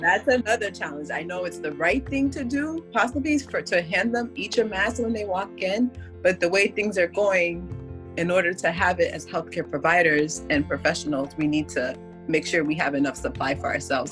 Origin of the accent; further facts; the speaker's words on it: Haiti; now in Florida, United States; I'm actually my background is Haitian, so I'm originally from Haiti